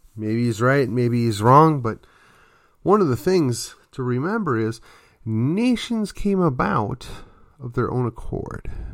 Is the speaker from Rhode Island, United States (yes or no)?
no; just outside of Milwaukee, Wisconsin, United States; I come from the Midwest. I come from an area just outside of Milwaukee